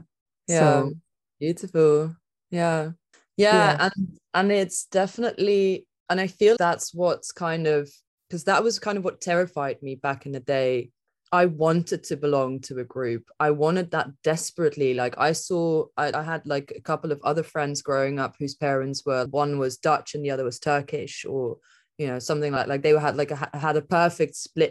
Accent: England, United Kingdom; So for me, there's like the village that I grew up in England.

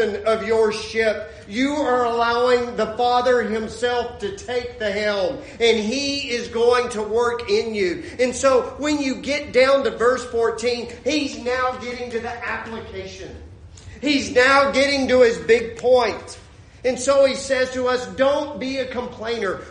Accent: Lubbock, Texas, United States; moved away as an adult; I grew up in Lubbock, Texas

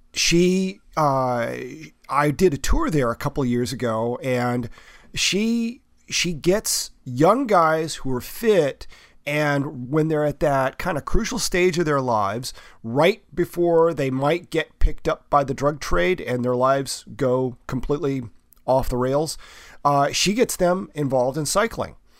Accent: the South, United States; I grew up in the South

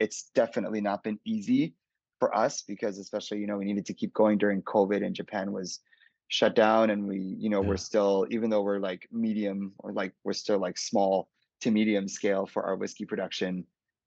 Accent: Calgary, Alberta, Canada; moved away as an adult; also born or lived in Hong Kong

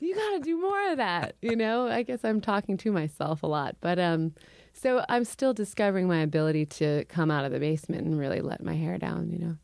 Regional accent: Urbana, Illinois, United States; moved away; also born or lived in Champaign, Illinois / Chicago, Illinois; I was born in Champaign. I grew up in Urbana

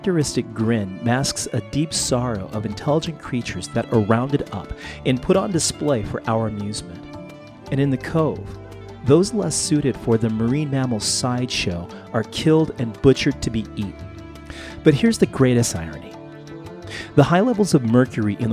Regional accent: Southern California, United States; Growing up in Southern California

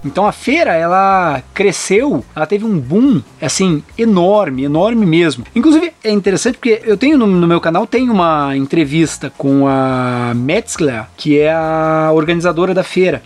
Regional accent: Brazil; also born or lived in Germany; o único brasileiro maluco que morava na Alemanha no início, mas depois vinha do Brasil para lá

